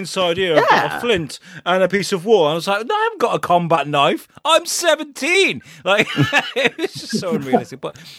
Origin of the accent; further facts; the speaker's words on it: Ireland; Yeah, I'm Irish, so we used to eat potatoes and pray to the pagan gods.